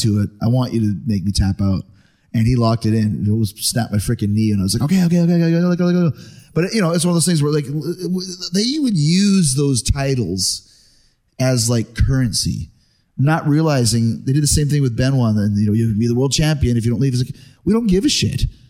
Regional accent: Winnipeg, Manitoba, Canada; I grew up in Winnipeg, Canada

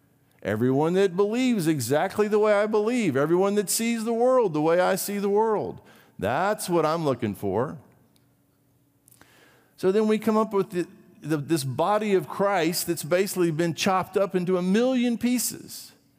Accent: Brazil; You may or may not know this about me. I grew up in Brazil.

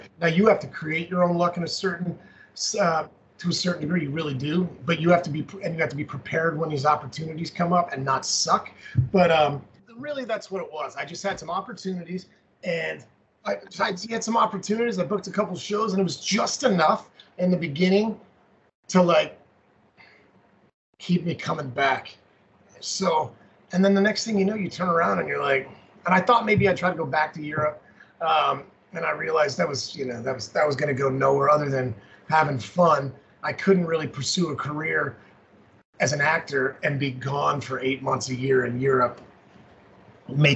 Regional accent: Colorado Springs, Colorado, United States; growing up in Colorado Springs, we've got Fountain Fort Carson, which is that huge Army base.

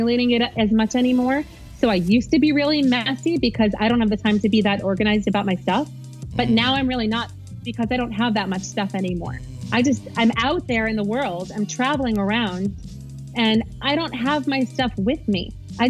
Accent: New York City, New York, United States; moved away as an adult; now in Dallas, United States; I was born and raised in New York City

